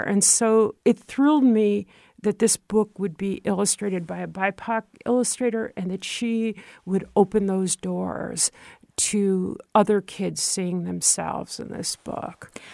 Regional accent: Troy, New York, United States; moved away; growing up in Troy, New York

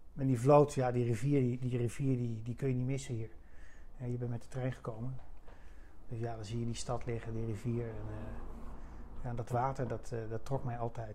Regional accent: Kampen, Overijssel, Netherlands; dat is mijn stad. waar ik geboren ben, opgegroeid, ja, geboren en getogen

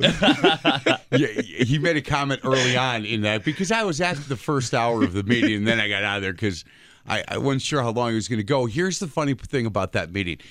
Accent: Bartlett Avenue, Wisconsin, United States; we grew up on Bartlett Avenue

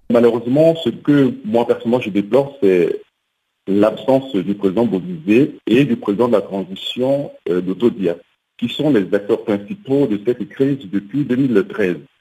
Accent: Central African Republic; en tant que centrafricain

